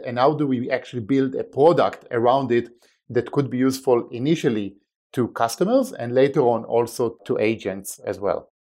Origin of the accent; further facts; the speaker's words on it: Israel; English is a second language; moved away as an adult; now in United States; as you can probably tell by my accent, I wasn't born and raised in the States. Uh, I was born in Israel, uh, where at the age of eighteen, I joined, uh, the military